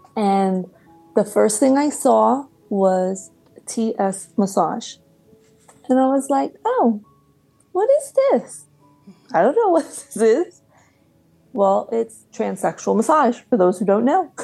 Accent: New Jersey, United States; I grew up in Central Jersey

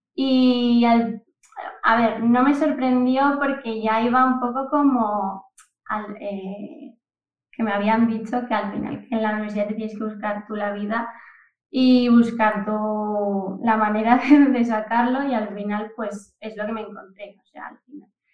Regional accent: Oviedo, Asturias, Spain; also born or lived in Camuño, Salas, Asturias; soy de Oviedo y, bueno, toda mi infancia he estado un poco entre Oviedo y Camuño que es mi pueblo que está en el Concejo de Salas, ahí en Asturias también

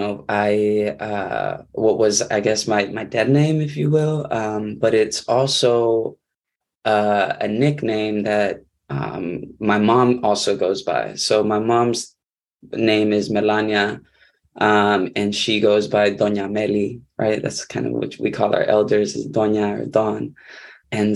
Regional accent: San Diego, California, United States; I'm coming from San Diego, California, occupied Kumeyaay land, where I was actually born and raised

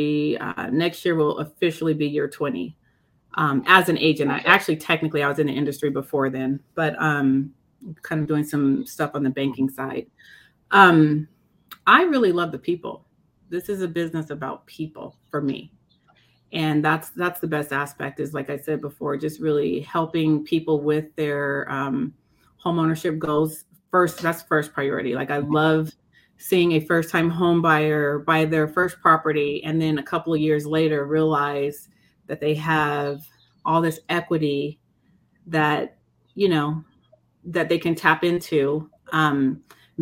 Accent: Denver, Colorado, United States; I'm a product of Denver. So I'm a Denver native, grew up right in the city.

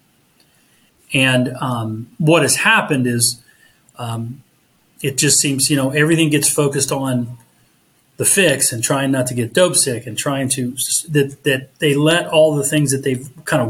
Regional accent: Southern Ohio, United States; I grew up in Southern Ohio

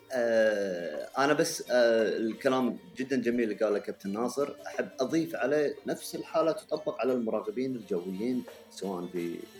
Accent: Kuwait; عندنا في الكويت

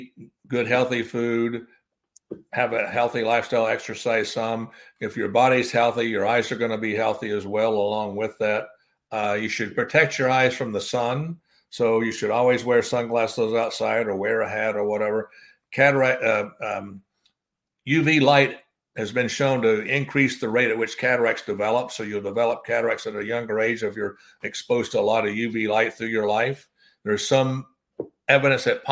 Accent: Kentucky, United States; moved away as an adult; now in Southwest Florida, United States; I'm originally from Kentucky, but I've been here 43 years.

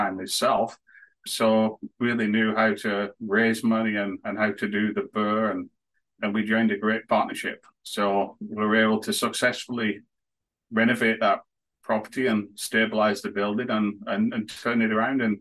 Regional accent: northwest of England near Manchester, North West England, United Kingdom; moved away as an adult; now in Canada; I was born and raised in England, the northwest of England near Manchester

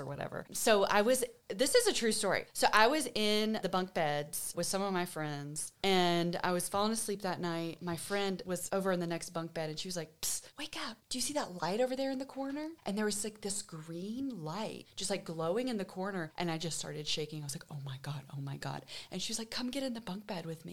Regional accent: East Coast, United States; I grew up on the East Coast

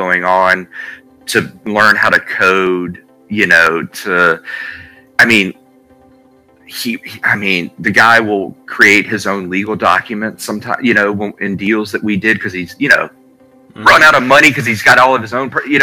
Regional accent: Alabama, United States; I live in Alabama, born and raised in Alabama

